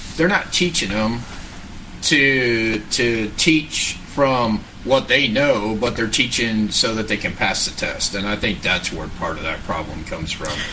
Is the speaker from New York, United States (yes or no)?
yes; New York, United States; moved away; I grew up in New York where they salt the roads